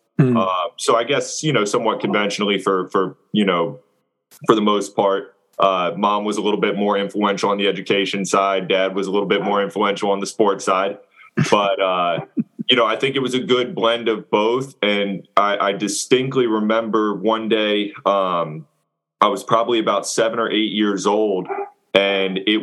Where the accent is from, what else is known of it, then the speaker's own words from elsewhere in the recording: Loudoun County, Fairfax area, Northern Virginia, United States; moved away as an adult; also born or lived in Hampton Roads, Virginia; originally I'm from Northern Virginia. And I was kind of born and raised in Loudoun County, Fairfax area